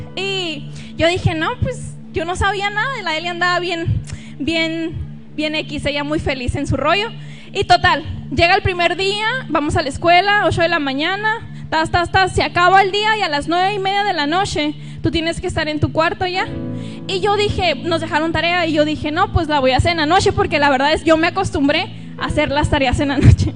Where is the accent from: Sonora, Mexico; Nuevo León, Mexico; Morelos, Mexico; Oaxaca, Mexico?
Sonora, Mexico; Nogales; si notan algo raro en mi acento, yo soy de Nogales, Sonora. Y pues los de ahí hablamos un poquito raro